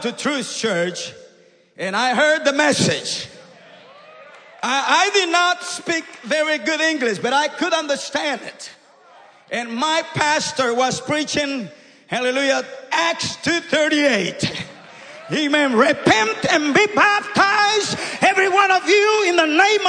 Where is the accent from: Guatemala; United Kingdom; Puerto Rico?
Guatemala; now in Canada; I come from the jungles from Guatemala